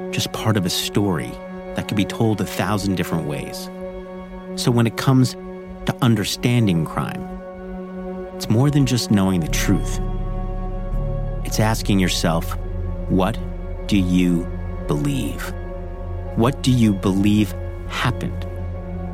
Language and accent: English; New York City, New York, United States; Growing up in Staten Island